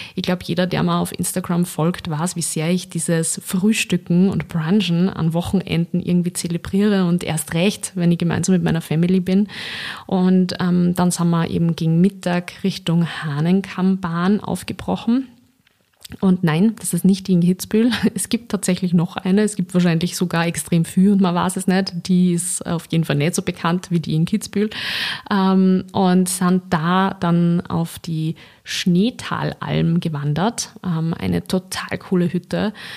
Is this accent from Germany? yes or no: no; Linz, Upper Austria, Austria; Ich komme eigentlich ja aus Linz